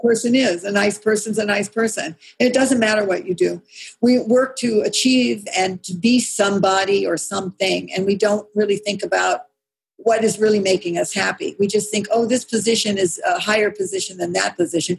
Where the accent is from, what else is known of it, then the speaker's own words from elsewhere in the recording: California, United States; I mean, I grew up in California. I grew up with all kinds of people here